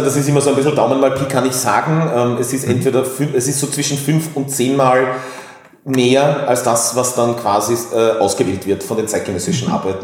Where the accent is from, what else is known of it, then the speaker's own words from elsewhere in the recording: Tyrol, Austria; now in Vienna, Austria; gebürtig in Tirol, äh, dann nach Wien gezogen